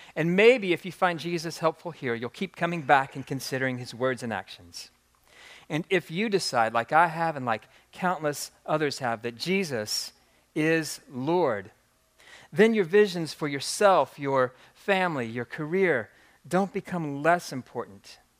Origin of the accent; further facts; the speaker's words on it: Jeffersonville, Indiana, United States; moved away as an adult; now in New Albany, United States; I've been a, a proud resident of New Albany, Indiana for the past decade, but I was born and raised in Jeffersonville